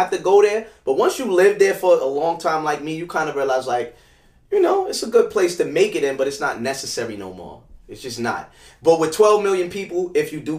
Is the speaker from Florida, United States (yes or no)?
no; New York City, New York, United States; Fort Greene Projects is where I'm from